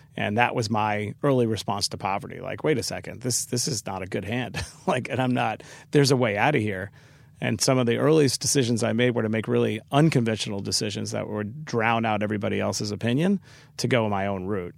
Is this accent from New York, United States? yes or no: yes; New York City, New York, United States; growing up in Queens